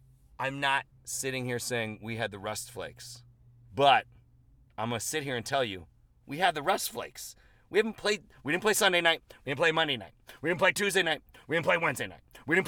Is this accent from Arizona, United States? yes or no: no; Chicago, Illinois, United States; I'm just from Chicago.